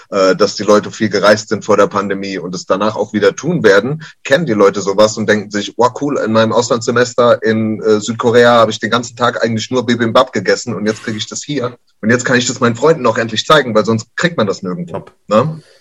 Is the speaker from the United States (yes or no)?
yes; United States; German is a second language; lustigerweise, ich als Amerikaner bin eigentlich gegen äh, Anglizismen.